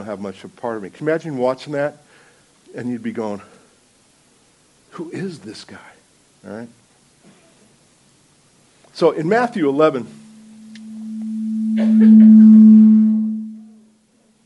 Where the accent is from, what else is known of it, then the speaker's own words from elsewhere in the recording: New Jersey, United States; I'm from New Jersey.